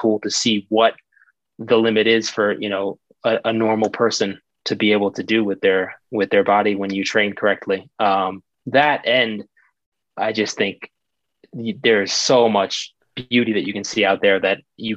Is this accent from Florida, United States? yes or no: no; Long Island, New York, United States; moved away as an adult; now in Colorado, United States; I grew up on Long Island in New York